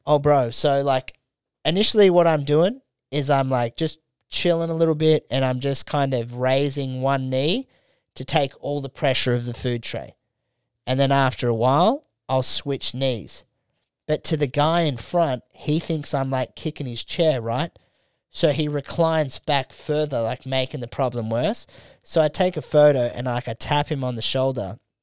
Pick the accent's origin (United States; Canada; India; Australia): Australia